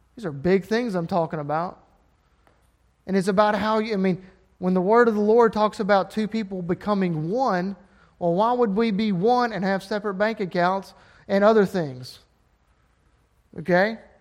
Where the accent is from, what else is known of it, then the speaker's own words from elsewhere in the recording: Alabama, United States; I'm from Alabama and uneducated